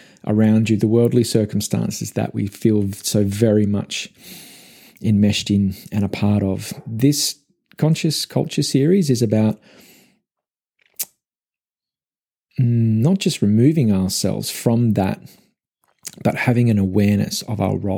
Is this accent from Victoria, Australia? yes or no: yes; Melbourne, Victoria, Australia; also born or lived in Gold Coast, Queensland; I'm originally from Melbourne. It's my home.